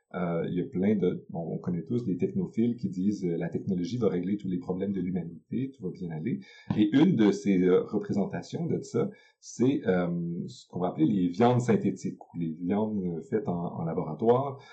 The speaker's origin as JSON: {"language": "French", "region": "Quebec", "country": "Canada", "said": "chez nous, au Québec"}